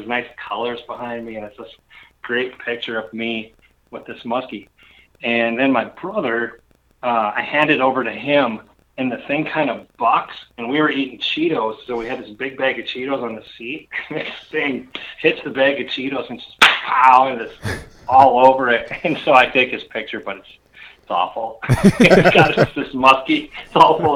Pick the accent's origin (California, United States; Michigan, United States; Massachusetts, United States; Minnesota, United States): Minnesota, United States; northern; So I grew up in northern Minnesota. I lived between Lake Vermilion and Pelican Lake, which is pretty much in the middle. I lived in the middle between Cook and Orr